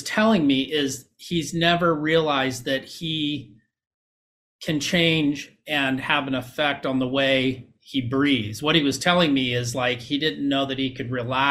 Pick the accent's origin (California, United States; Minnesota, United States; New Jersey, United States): California, United States; Huntington Beach; I grew up in Huntington Beach.